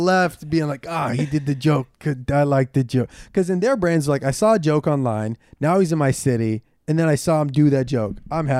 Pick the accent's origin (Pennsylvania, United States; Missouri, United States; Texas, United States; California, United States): California, United States; Ventura; I'm from Ventura, like Camarillo area.